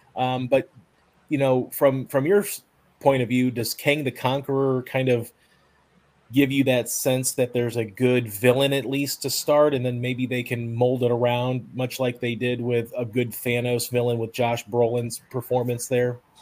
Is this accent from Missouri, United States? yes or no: no; Tennessee, United States; my home state here of Tennessee. Now I obviously live in Tennessee